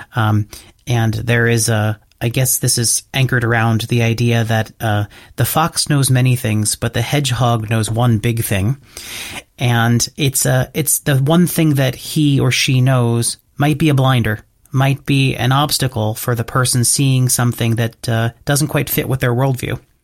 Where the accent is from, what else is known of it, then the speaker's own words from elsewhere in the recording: United States; the US, my home country